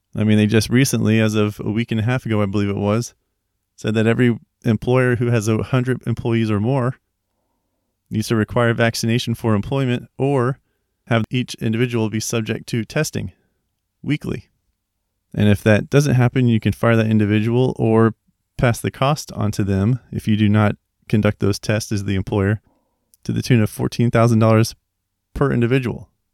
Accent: United States; we as the American people

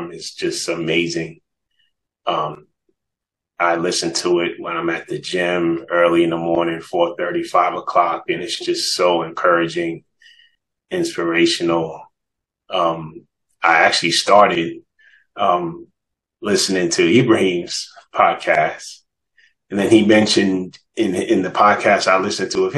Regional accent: New York, United States; moved away as an adult; now in Atlanta, United States; I actually lived here in Atlanta longer than I grew up in New York

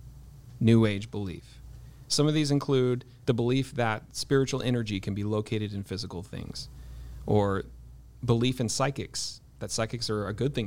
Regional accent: Ojai, California, United States; growing up in Ojai, I mean, I kind of grew up in the lion's den of New Age.

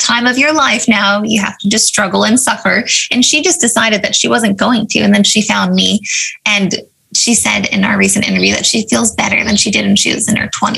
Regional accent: Avalon, California, United States; I grew up on Catalina Island, which is this little island off the coast of California

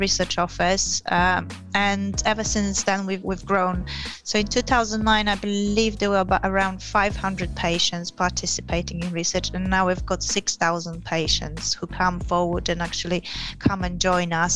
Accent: Poland; moved away as an adult; also born or lived in Yorkshire, England / London, England / Gillingham, England; now in England; I come from Poland originally. I have been in England probably longer than in Poland, lived in England longer than in Poland now.

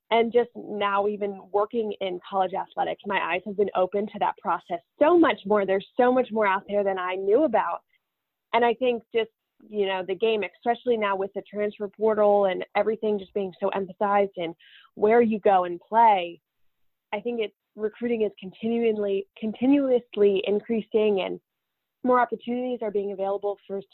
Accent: Sussex County, Delaware, United States; moved away as an adult; I grew up playing softball in Delaware in a really tiny county. There's only 3 counties in Delaware. I lived at the most southern one called Sussex County, Delaware.

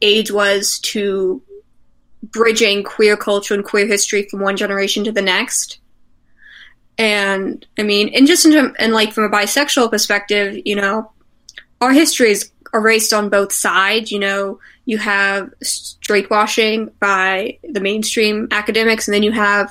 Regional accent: Delaware, United States; I am from Delaware

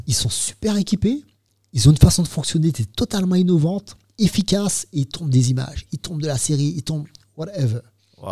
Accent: Martinique; nous, on est en Martinique, on est français

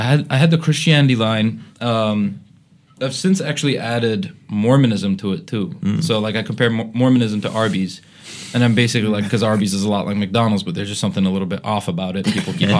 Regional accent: Bahrain; I grew up in Bahrain, Middle East, and that's where the bit comes from, right?

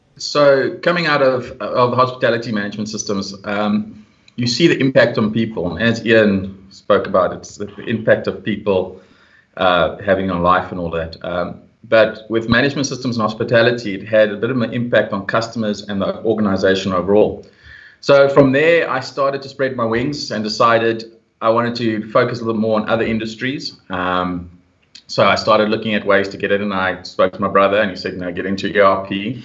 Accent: Pretoria, Gauteng, South Africa; also born or lived in Europe; I was born and raised in Pretoria

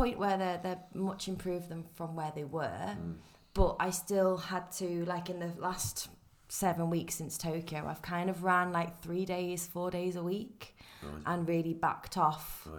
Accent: Wrexham, Wales, United Kingdom; I grew up in North Wales, in Wrexham. Yeah. And then my parents are from down, well, one's from down south, one's from up north. So I'm a little bit from nowhere.

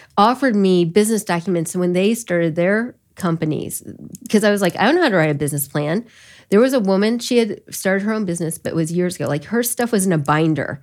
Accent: Elkhart County, Indiana, United States; also born or lived in Korea; I grew up in Elkhart County

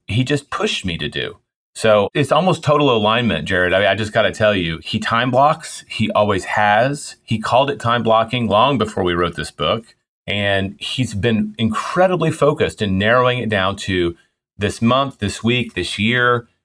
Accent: Memphis, Tennessee, United States; I grew up in Memphis

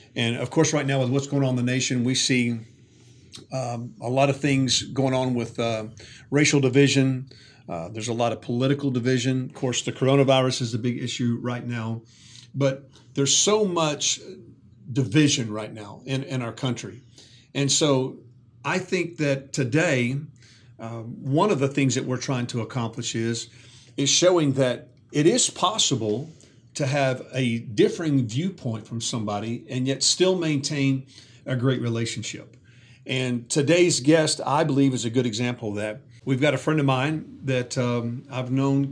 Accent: the South, United States; growing up in the South

